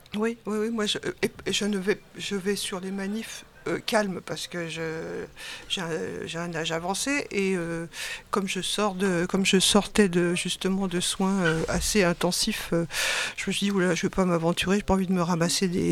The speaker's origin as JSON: {"language": "French", "town": "Saint-Nazaire", "region": "Pays de la Loire", "country": "France", "said": "Je suis de Saint-Nazaire, je suis retraitée"}